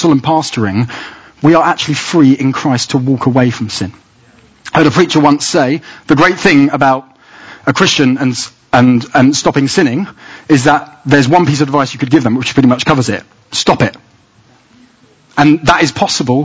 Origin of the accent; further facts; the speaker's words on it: England, United Kingdom; Inside, I know I'm British. My identity is to be English.